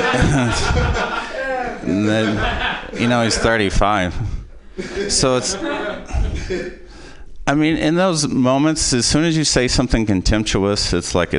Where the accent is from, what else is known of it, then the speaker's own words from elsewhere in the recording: Possum Trot, Kentucky, United States; we're from Possum Trot, Kentucky